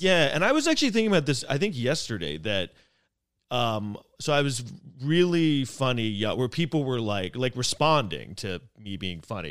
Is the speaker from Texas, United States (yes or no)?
no; New York City, New York, United States; I grew up here in New York City